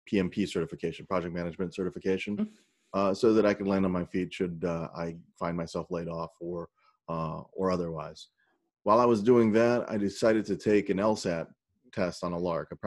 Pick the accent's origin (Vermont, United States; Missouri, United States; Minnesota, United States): Missouri, United States; St. Louis; also born or lived in South Korea; I was born in South Korea, where my African American Army dad met my Korean mom during the Vietnam War. I grew up in working class St. Louis, North County, St. Louis, next door to Ferguson